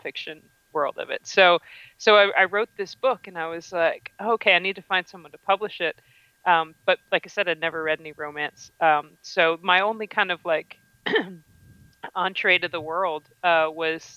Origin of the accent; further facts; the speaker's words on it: Richmond, Virginia, United States; my hometown of Richmond, Virginia.